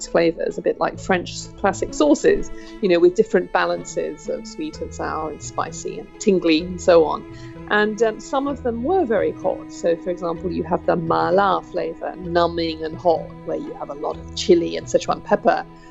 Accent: United Kingdom; I'm a British cook and food writer specialising in Chinese cuisine

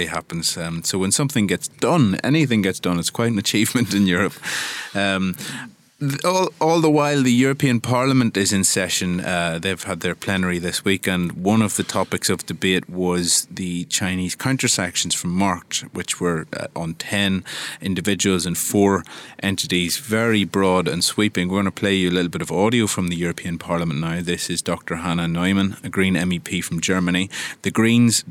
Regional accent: Ireland; an Irish Catholic who grew up with with five kids in the household

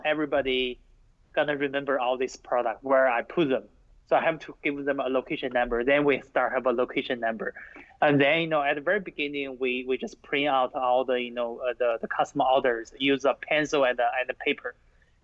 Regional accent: China; now in United States; I grew up in China

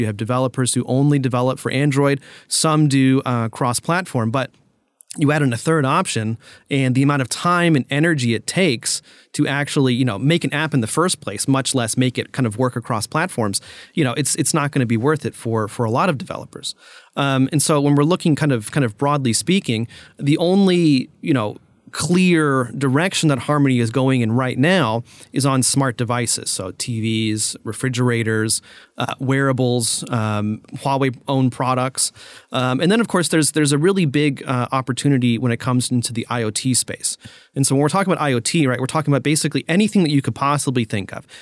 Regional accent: United States; as an American

